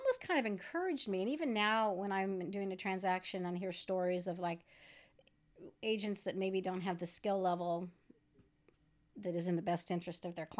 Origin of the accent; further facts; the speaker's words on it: San Diego, California, United States; moved away as an adult; I moved from San Diego. I'm one of the Californians in 2004